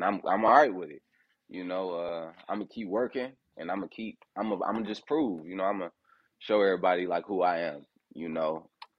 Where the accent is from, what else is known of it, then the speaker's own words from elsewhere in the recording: Fort Wayne, Indiana, United States; also born or lived in Detroit, Michigan; I was born in Detroit and I was like raised in Fort Wayne, Indiana. And I moved to Indianapolis when I started boxing when I was 18